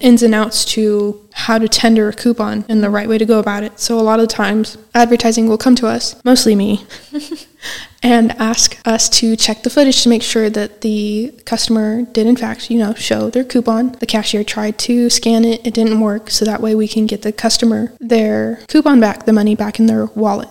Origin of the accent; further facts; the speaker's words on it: West Coast, United States; moved away as an adult; I'm not even from anywhere close around here. I'm from the West Coast